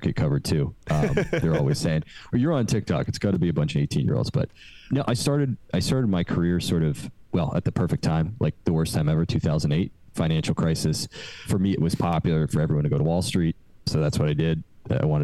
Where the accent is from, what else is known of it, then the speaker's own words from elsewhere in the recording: New York, United States; also born or lived in London; I'm from New York originally